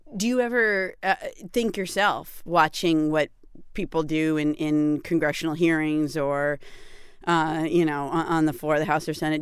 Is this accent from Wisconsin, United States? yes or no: no; Peterborough, New Hampshire, United States; I was born in Peterborough, New Hampshire